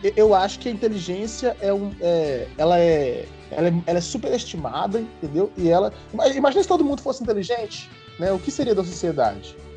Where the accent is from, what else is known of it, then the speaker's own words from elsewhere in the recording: Brazil; como brasileiro